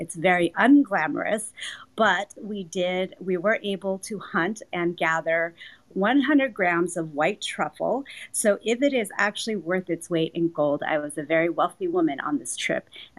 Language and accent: English; Iowa, United States; now in Los Angeles, United States; I'm also a refugee. I grew up in Iowa. I am now in Los Angeles.